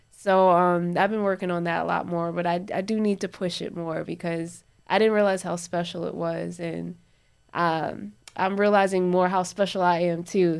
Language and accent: English; New Jersey, United States; moved away; Growing up in Jersey, like, I would always wanna, like, my cousins back up at home, in, in Jersey, up in Newark